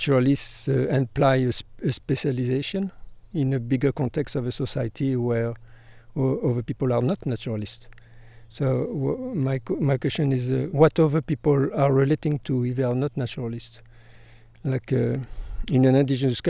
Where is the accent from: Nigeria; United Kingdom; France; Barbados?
France; moved away; I come from France